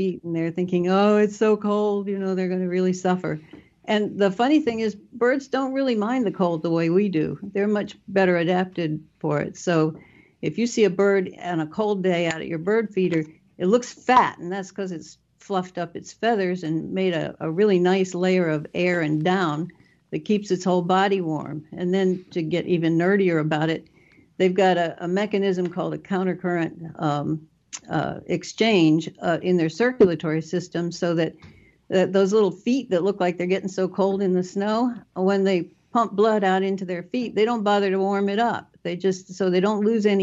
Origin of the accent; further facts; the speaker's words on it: North Carolina, United States; also born or lived in New York State / Pennsylvania / Mississippi coast; now in Mississippi, United States; I grew up in North Carolina, so I'm pretty familiar with southern birds.